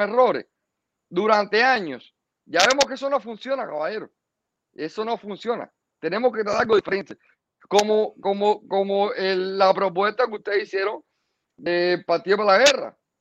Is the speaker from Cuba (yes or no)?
yes; Cuba; moved away; Somos bastantes cubanos en el exilio